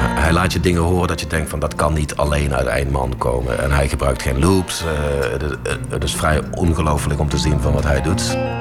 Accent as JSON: {"language": "Dutch", "town": "Heythuysen", "region": "Limburg", "country": "Netherlands", "tie": "born or raised there", "said": "groeide op eh, in, Midden-Limburg. Johan kwam uit Rogel, ik kwam uit Heidhuizen."}